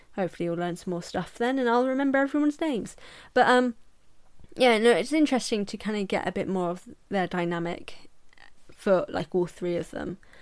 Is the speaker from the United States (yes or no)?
no; England, United Kingdom; I'm English